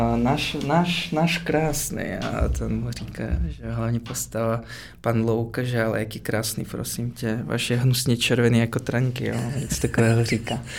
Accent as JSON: {"language": "Czech", "region": "Moscow", "country": "Russia", "tie": "born or raised there", "also_born_or_lived": "Prague", "second_language": "Czech", "moved": "as an adult", "lives_now": "Czech Republic", "said": "jsem z Moskvy. Víceméně jsem se tam narodil a do 18 let jsem tam žil."}